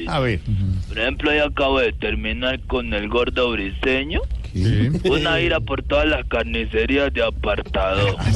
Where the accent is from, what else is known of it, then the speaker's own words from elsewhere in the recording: Bogotá, Colombia; soy bogotano, soy bogotano.